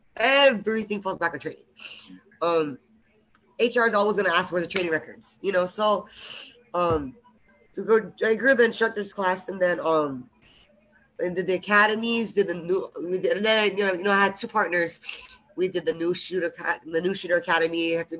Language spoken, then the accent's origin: English; Hawaii, United States; now in Las Vegas, United States; I'm originally from Hawaii. {S3} Went to high school with all of you guys. Moved to Vegas for personal reasons.